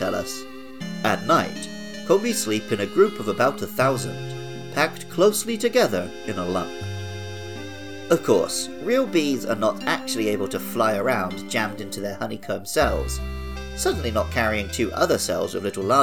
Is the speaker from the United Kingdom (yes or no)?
yes; England, United Kingdom; moved away; In my home country of England